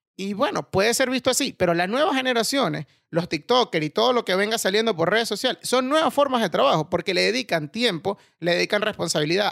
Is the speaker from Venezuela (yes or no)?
yes; Venezuela; moved away as an adult; now in Spain; me fui de Venezuela